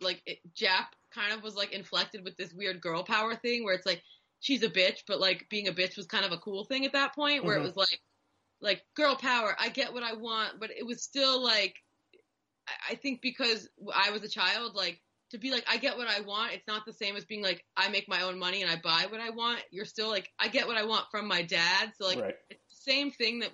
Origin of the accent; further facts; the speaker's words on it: United States; American Jews